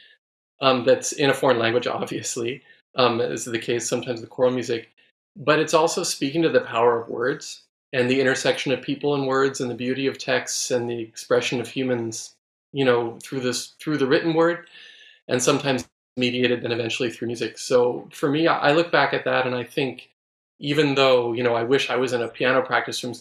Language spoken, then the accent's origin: English; San Francisco, California, United States; moved away; also born or lived in Texas; San Francisco, which of course is my hometown and yours